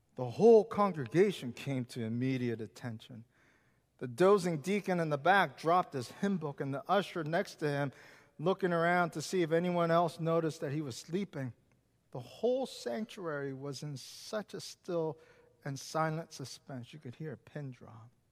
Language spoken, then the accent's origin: English; Seattle, Washington, United States; moved away; also born or lived in Richmond, Virginia; I grew up in Seattle